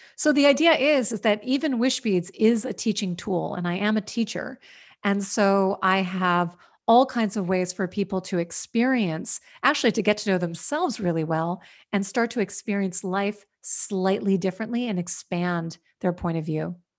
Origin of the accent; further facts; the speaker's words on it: Washington, District of Columbia, United States; also born or lived in New York; now in California, United States; I grew up in Washington, D C